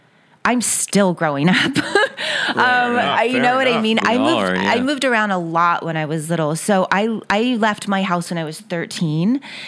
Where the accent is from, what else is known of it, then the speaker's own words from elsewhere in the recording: Ventura, California, United States; born there; And I was born in Ventura, California. So I thought, go back towards where you're born. And everybody else was from Texas. So I was the only California girl of my family.